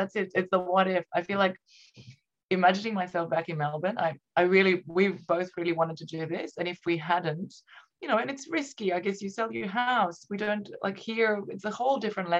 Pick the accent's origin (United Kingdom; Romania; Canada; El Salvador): Romania; English is a second language; moved away as an adult; now in Australia; Yes, in Romania. So I moved to Australia, I think, when I was about 21.